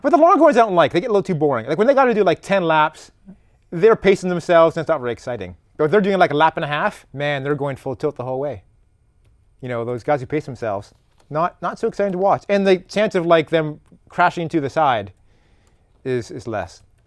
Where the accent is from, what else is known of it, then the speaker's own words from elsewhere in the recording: Canada; moved away; I am Canadian.